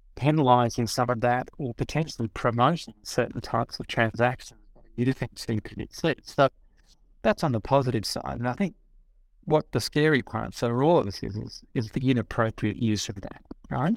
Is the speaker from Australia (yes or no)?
yes; Australia; I'm Australian